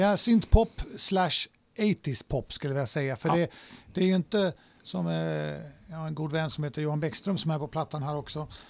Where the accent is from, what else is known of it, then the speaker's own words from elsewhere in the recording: Malmö, Skåne, Sweden; also born or lived in Småland / Spain; när jag kom tillbaks till Sverige när mina föräldrar skildes så blev det Malmö